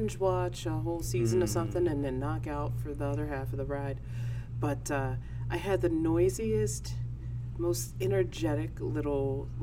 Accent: Maywood, Illinois, United States; also born or lived in Aurora, Illinois / Lake Forest, Illinois / Chicago, Illinois; I'm born and raised in Maywood

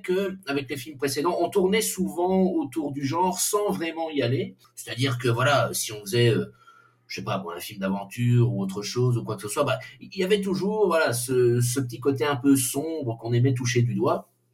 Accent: Belgium; on est belge

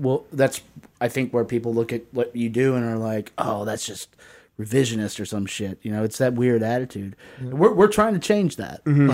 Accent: the South, United States; I grew up in the South.

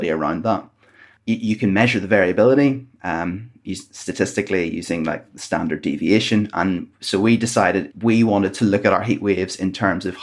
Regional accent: Northern Ireland, United Kingdom; now in Bristol, United Kingdom; you might be able to hear from my accent, that's where I'm from. originally.

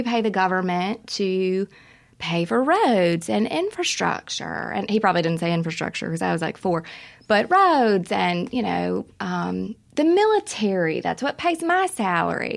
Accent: Wiggins, Mississippi, United States; I'm from Wiggins, Mississippi, down in South Mississippi

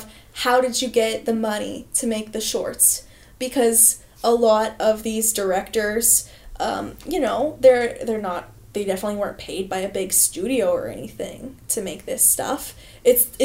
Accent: Canada; as a Canadian

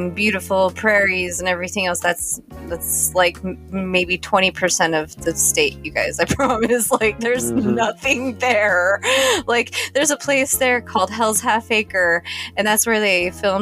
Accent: Wyoming, United States; I grew up in Wyoming

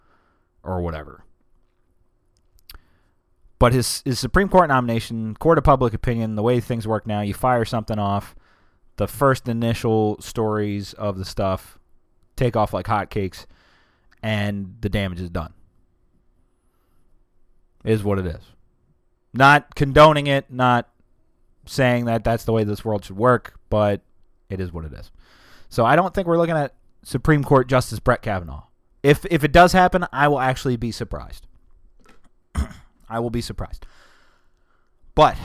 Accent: Delaware, United States; from Delaware

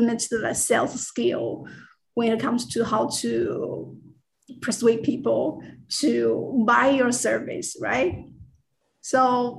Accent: China; first language Mandarin; English is a second language; moved away as an adult; also born or lived in Florida / Bay Area, California; now in United States; English is not my first language. My first language is, of course, Mandarin

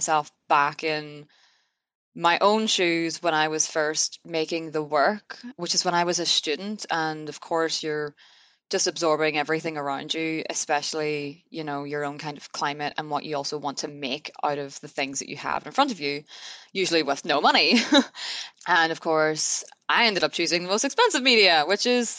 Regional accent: Derry, Northern Ireland, United Kingdom; I grew up in Derry in Northern Ireland

